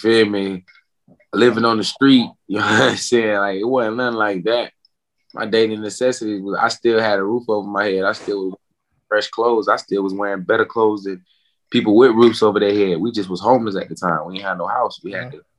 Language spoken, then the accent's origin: English; Jacksonville, Florida, United States; Life growing up in Jacksonville, I had its fun moments